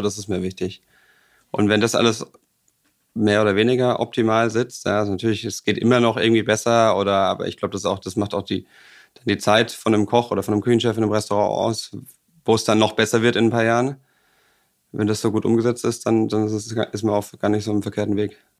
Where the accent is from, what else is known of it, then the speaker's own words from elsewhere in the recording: Bavaria, Germany; moved away as an adult; now in Hamburg, Germany; ich komme aus Bayern